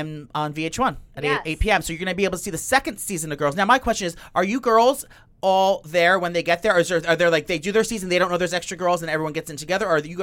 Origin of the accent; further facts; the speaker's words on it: New York, United States; We're from New York.